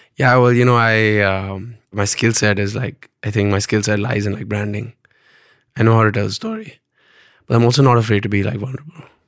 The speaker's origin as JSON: {"language": "English", "town": "Pune", "region": "Maharashtra", "country": "India", "tie": "born or raised there", "also_born_or_lived": "Bombay", "said": "I was born and brought up in Pune"}